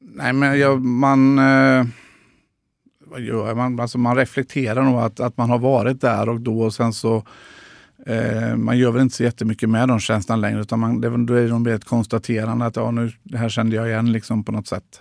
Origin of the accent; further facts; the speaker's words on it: Tranås, Jönköping County, Sweden; moved away; also born or lived in Gothenburg; så hamnade vi i Tranås, och, eh, där jag ju är uppvuxen till stor